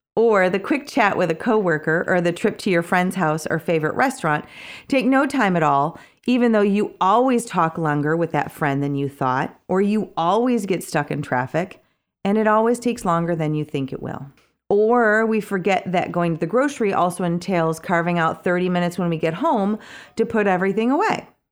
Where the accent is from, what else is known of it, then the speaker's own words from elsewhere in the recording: Kalamazoo, Michigan, United States; moved away; my hometown of Kalamazoo